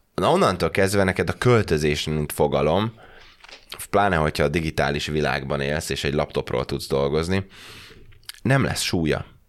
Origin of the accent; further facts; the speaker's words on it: Hungary; moved away as an adult; also born or lived in United Kingdom; visszajönni a magyar közegbe